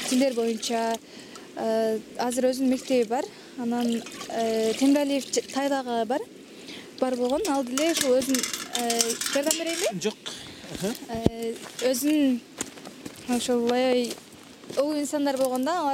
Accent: Kyrgyz-Ata, Osh Region, Kyrgyzstan; айылыбыз негизи төрт беш айылдан турат мисалы участкаларга бөлүнөт да ак булак кыргыз ата кыргыз ата негизи бөлүнүп кетет ак булак борко көтөрмө сталин депчи

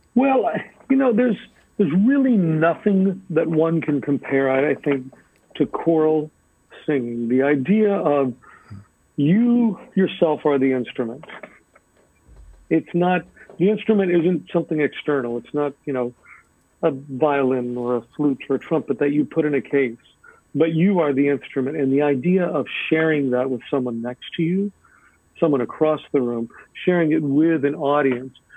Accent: El Paso, Texas, United States; moved away as an adult; also born or lived in Dallas, Texas / Boston, Massachusetts; now in New England, United States; I grew up in El Paso, Texas, and then I went to moved to Dallas in 1990 to go to grad to go to undergrad

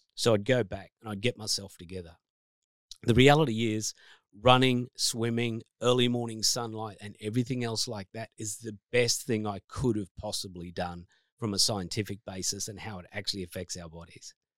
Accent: New South Wales, Australia; moved away; I grew up in New South Wales originally, so a Blue supporter.

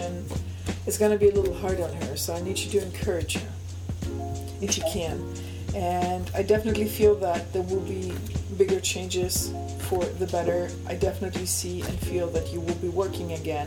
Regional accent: Germany; accent: German; English is a second language; also born or lived in Alexandroupolis, Greece; And I was born, raised, and I have lived in Germany, though. I have a German accent

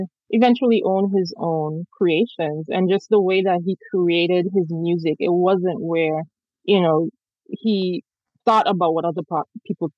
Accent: St. Thomas, U.S. Virgin Islands; I grew up in the Caribbean, so, you know, in the Virgin Islands in St. Thomas

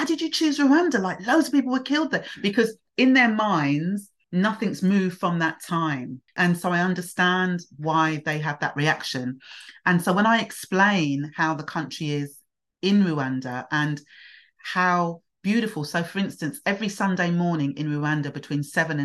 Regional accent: Hastings, South East England, United Kingdom; also born or lived in London / Nigeria (heritage); now in Bromley, United Kingdom; I actually grew up in Hastings, which was East Sussex, and I was there as a baby.

